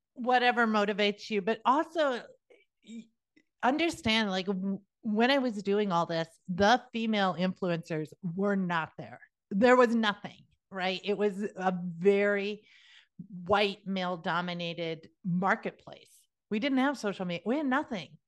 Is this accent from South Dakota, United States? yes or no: yes; South Dakota, United States; moved away; also born or lived in Georgia; I'm originally from South Dakota